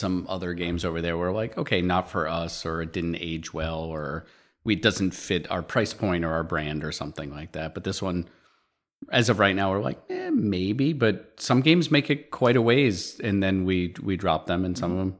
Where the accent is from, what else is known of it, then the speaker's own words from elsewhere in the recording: Maine, United States; I'm from Maine, and I don't like lobster.